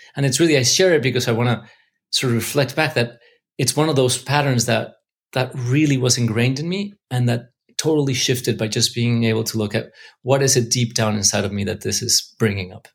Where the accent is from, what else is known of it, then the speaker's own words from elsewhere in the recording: Mexico City, Mexico; now in Los Angeles, United States; I grew up in Mexico